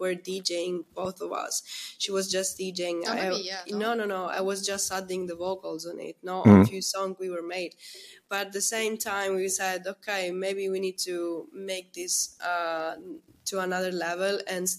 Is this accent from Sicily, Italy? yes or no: yes; Messina, Sicily, Italy; born or raised there; English is a second language; moved away